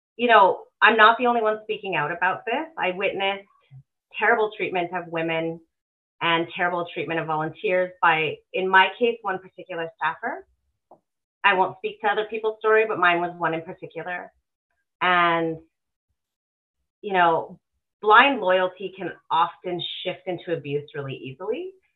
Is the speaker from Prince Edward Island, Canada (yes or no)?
no; Alberta, Canada; born and raised in Alberta.